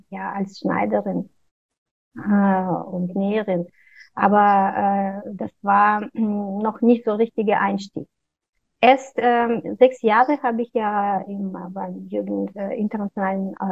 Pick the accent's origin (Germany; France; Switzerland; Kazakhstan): Kazakhstan; also born or lived in Russia; ich bin zwar in Russland geboren, aber in Kasachstan aufgewachsen.